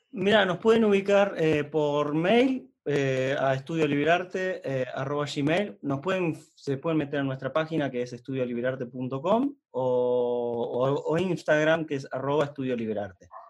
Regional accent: Neuquén, Argentina; yo soy de Noquén

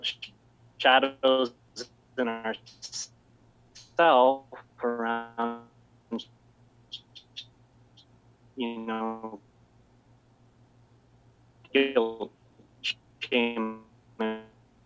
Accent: Utah, United States; growing up in Utah

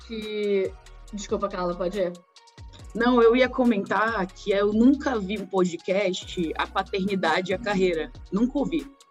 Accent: Pará, Brazil; Sou paraense

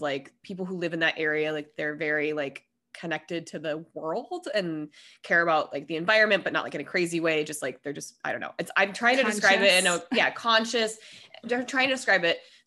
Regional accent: Colorado, United States; moved away as an adult; also born or lived in Denver; now in San Diego, United States; I grew up mostly in Colorado

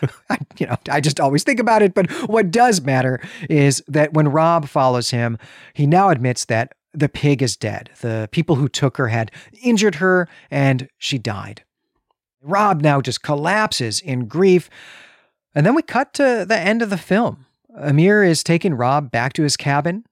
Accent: Chicago, Illinois, United States; You can hear that I'm from Chicago

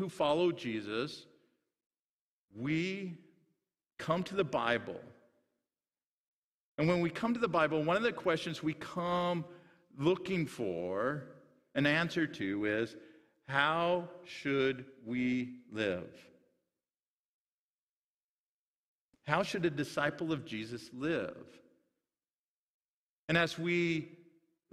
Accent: Sutherland, Iowa, United States; where I grew up in Sutherland, Iowa

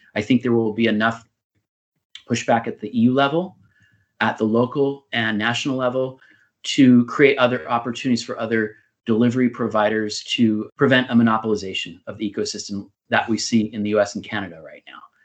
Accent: California, United States; moved away; my home state of California

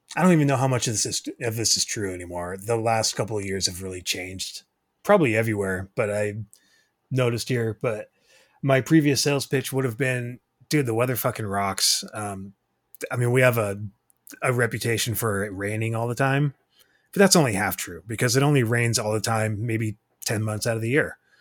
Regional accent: Tacoma, Washington, United States; also born or lived in Iowa; born and raised Tacoma, Washington.

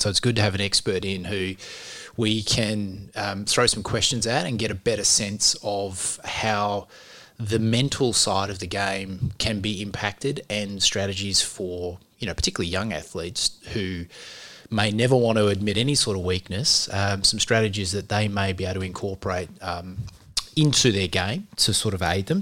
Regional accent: Australia; we're Australian

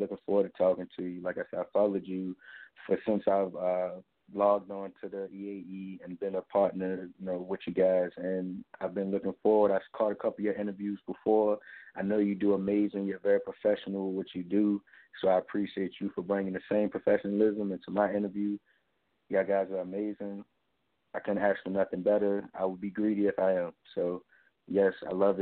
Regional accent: New York City, New York, United States; now in Suffolk, United States; Shout out to NY, where I'm from. Born and raised in Bronx, New York. Moved down to VA, Suffolk.

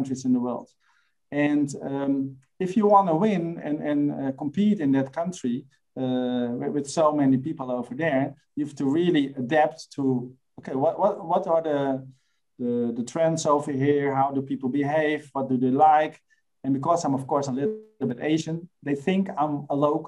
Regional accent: Amsterdam, North Holland, Netherlands; moved away as an adult; also born or lived in Singapore / Germany; my frame of reference is the Netherlands because I was born in Amsterdam

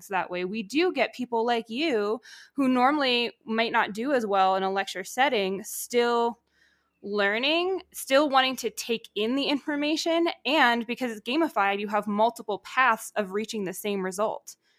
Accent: Connecticut, United States; moved away as an adult; also born or lived in Georgia; I grew up in Connecticut

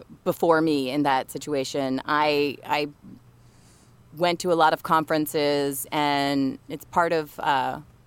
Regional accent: New Orleans, Louisiana, United States; moved away as an adult; also born or lived in New York; I'm from New Orleans. I was living in New Orleans during Hurricane Katrina, evacuated with my family

